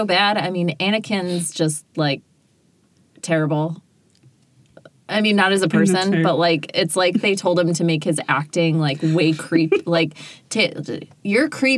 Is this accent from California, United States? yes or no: no; Pulaski, New York, United States; moved away as an adult; now in Syracuse, United States; I'm from Pulaski